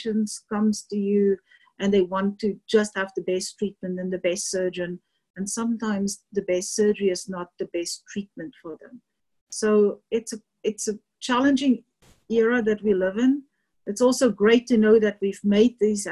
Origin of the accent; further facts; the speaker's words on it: South Africa; moved away as an adult; also born or lived in Louisiana; now in Colorado, United States; I'm South African, born and trained